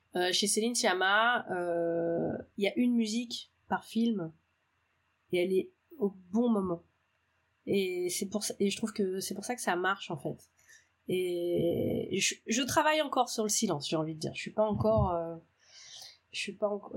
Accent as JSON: {"language": "French", "region": "Brittany", "country": "France", "said": "chez moi, dans le Morbihan"}